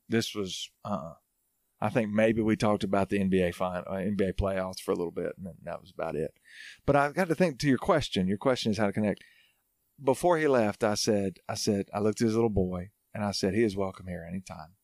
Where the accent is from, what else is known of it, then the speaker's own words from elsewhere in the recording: Hartselle, Alabama, United States; moved away as an adult; also born or lived in Arkansas / Auburn, Alabama / New Orleans, Louisiana; now in Franklin, Tennessee, United States; I'm from North Alabama, small town called Hartsville